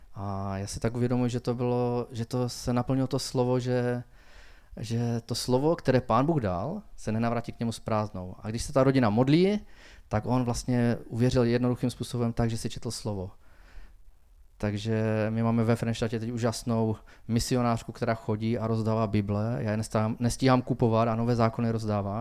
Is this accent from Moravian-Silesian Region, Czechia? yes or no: yes; Frýdek-Místek, Moravian-Silesian Region, Czechia; Narodil jsem se ve Fritkumisku už v roce 1975.